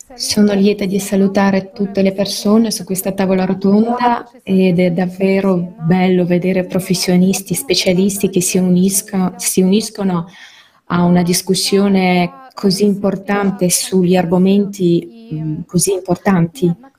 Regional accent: India; Nel mio paese, l'India

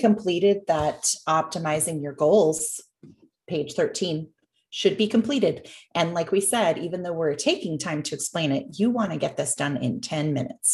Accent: Canada; having been born and raised in Canada.

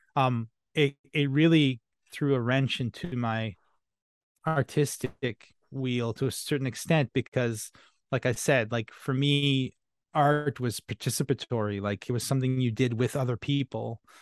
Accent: Canada; first language French; English is a second language; I'm French Canadian

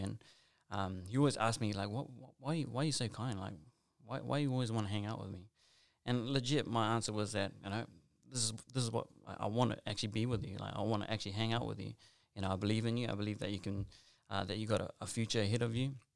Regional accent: Auckland, New Zealand; also born or lived in Western Sydney; now in Australia; I grew up, born and raised in South Auckland

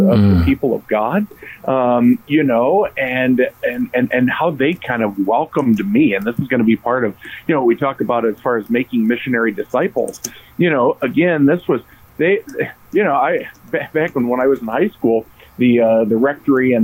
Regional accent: Norwalk, Ohio, United States; I grew up in Norwalk, Ohio at St. Paul

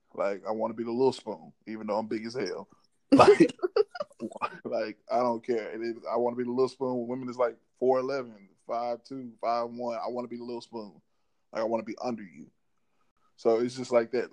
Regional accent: Memphis, Tennessee, United States; also born or lived in Mississippi (birthplace, hometown) / Dallas, Texas; Came back to Memphis after my sixth grade year and went to my seventh grade year

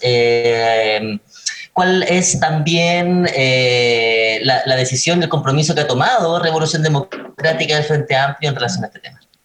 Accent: Chile; como sociedad chilena

